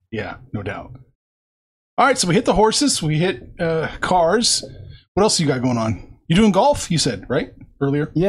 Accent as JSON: {"language": "English", "region": "Pennsylvania", "country": "United States", "tie": "born or raised there", "moved": "yes", "said": "I grew up in Pennsylvania"}